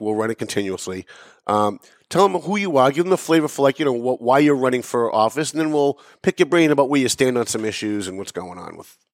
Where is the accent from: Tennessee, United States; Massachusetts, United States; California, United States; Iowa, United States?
Massachusetts, United States; Lawrence; also born or lived in North Andover; I live in North Andover. I, I was raised in Lawrence, but I, I moved to North Andover about 20 years ago